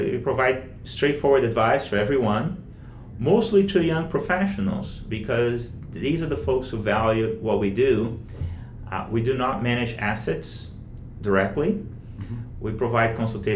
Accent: Rio de Janeiro, Brazil; moved away as an adult; now in Washington DC, United States; Leblon's the beach where I grew up in Rio, you know, in the area where I grew up in Rio.

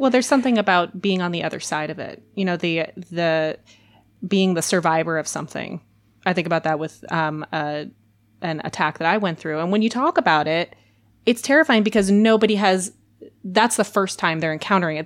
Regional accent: Minnesota, United States; I was born and raised in Minnesota

